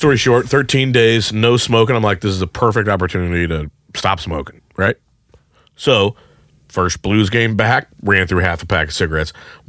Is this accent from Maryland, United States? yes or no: no; St. Charles, Missouri, United States; growing up in St. Charles, as I have